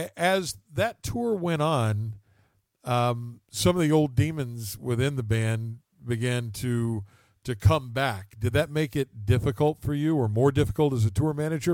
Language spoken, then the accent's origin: English; West Virginia, United States; moved away; my hometown back in West Virginia